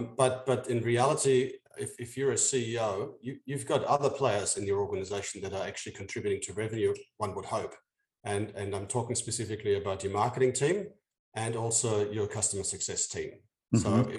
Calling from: Sydney, New South Wales, Australia; No, I'm from slightly out of town. I'm in Sydney, in Australia, in Down Under.

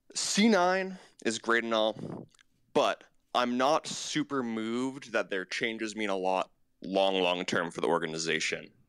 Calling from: New York City, New York, United States; I'm calling from New York City

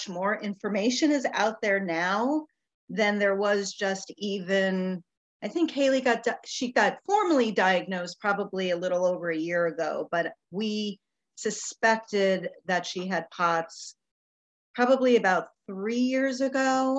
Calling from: Tampa, Florida, United States; I am calling in from the Tampa Bay area in Florida in the United States.

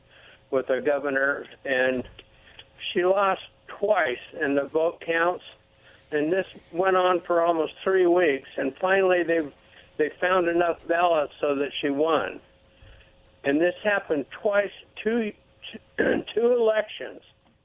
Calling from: Clovis, United States; from out of Clovis.

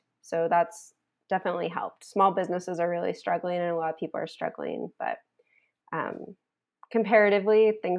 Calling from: Montreal, Quebec, Canada; I'm calling in from Montreal, Canada

